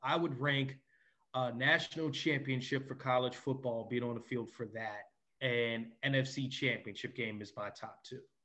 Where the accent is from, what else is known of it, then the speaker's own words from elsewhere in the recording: New York, United States; I'm from New York